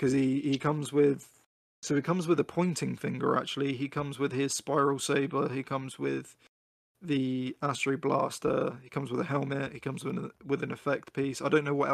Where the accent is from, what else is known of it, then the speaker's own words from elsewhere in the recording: United Kingdom; me being a Brit